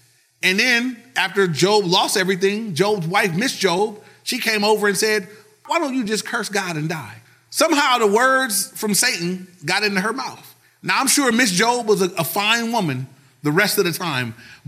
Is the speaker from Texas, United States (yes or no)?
no; Compton, California, United States; You know, I'm from Compton. I got this, you know.